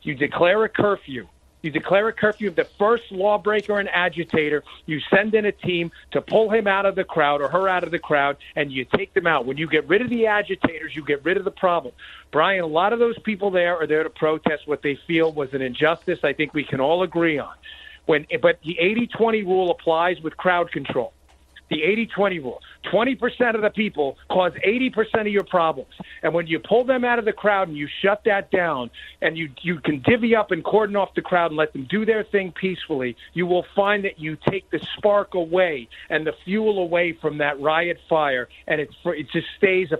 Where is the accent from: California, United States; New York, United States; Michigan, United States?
New York, United States; moved away; also born or lived in Maryland; I grew up in New York